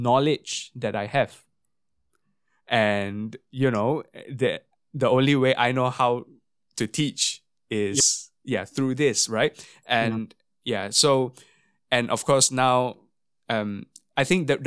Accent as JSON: {"language": "English", "country": "Singapore", "tie": "born or raised there", "said": "growing up in Singapore as a brass player"}